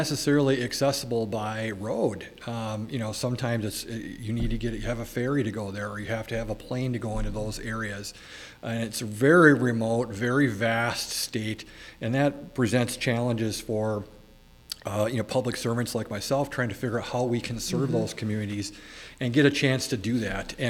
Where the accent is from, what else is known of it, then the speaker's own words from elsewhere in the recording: Minnesota, United States; moved away as an adult; now in Alaska, United States; I born and raised in the Midwest in Minnesota